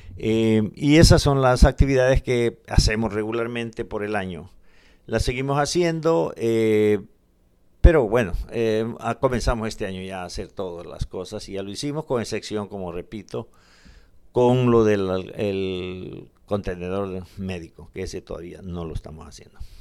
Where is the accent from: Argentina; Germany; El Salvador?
El Salvador; Guatajiagua, Morazán; now in United States; Yo soy de Morazán, de un departamento de Morazán y de un municipio que se llama Guatajiagua. De ahí soy originario.